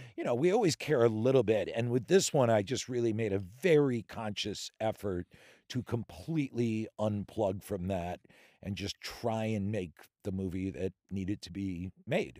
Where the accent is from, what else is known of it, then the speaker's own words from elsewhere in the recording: Philadelphia, Pennsylvania, United States; also born or lived in Denver, Colorado / Worcester, Massachusetts; So then I, I lived in Worcester till around fourth, fifth grade, and then I grew up outside Philadelphia